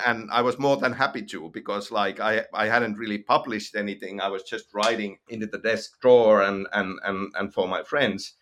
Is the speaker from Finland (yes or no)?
yes; Finland; accent: Finnish; first language Finnish; English is a second language; I'm from Finland, and, and, and kind of growing up in Finland